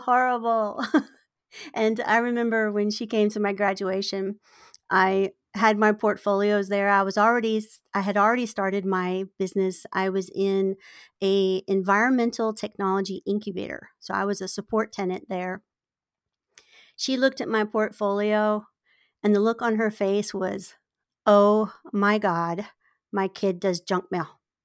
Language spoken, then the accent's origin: English; Virginia, United States; moved away as an adult; now in San Diego, United States; I, I was born in Virginia